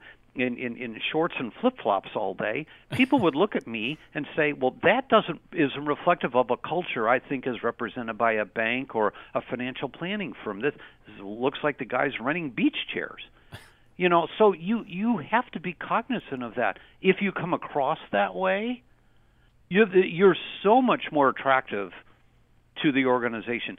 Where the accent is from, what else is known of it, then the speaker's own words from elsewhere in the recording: Cleveland, Ohio, United States; we're from Cleveland